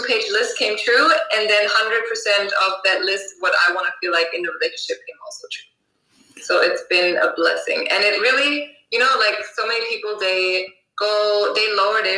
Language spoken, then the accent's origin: English; Germany; moved away as an adult; also born or lived in Los Angeles, United States; now in Cape Town, South Africa; originally from Germany. I was born and raised there. Then I went to LA when I was 19